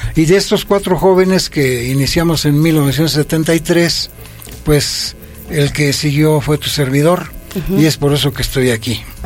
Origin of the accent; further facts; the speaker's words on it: Toluca, State of Mexico, Mexico; also born or lived in Villa Victoria, State of Mexico; yo soy nativo del municipio de Villa Victoria. Sí. Y que me desarrollé a, partir de los cinco años hasta la fecha, en este pueblo que es tan, yo lo, lo quiero mucho, que se llama San Mateo Xochitlán